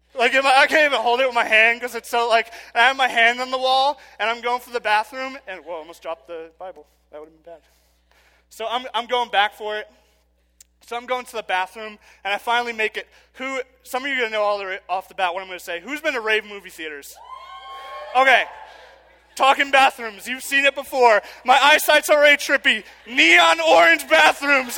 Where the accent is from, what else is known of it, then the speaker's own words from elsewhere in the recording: New York City, New York, United States; I'm from Queens